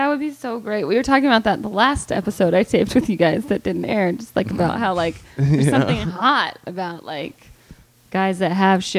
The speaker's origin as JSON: {"language": "English", "town": "Calhoun", "region": "the South", "country": "United States", "tie": "born or raised there", "moved": "yes", "said": "I remember growing up in the South"}